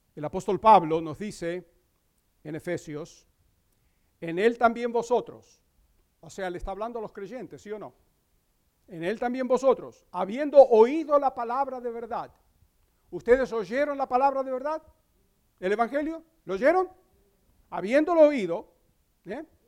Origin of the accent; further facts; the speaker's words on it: Crete, Greece; moved away; en la isla de Creta, donde yo nací